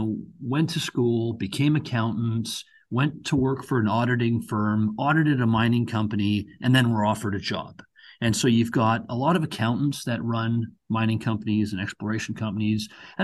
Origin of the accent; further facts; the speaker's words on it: Canada; my parents came over from India, when they were in their 20s. I was born and raised in Canada